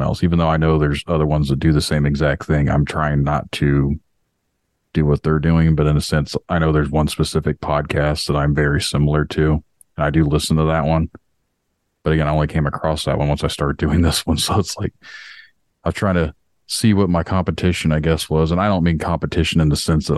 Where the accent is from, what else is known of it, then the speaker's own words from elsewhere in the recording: Indiana, United States; we stocked paper for the company that did paper pressing in my hometown